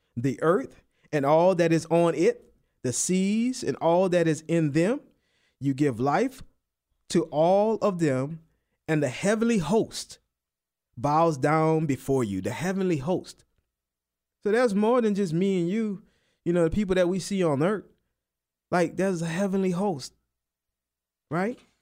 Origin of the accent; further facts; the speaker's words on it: New Orleans, Louisiana, United States; moved away; I'm from New Orleans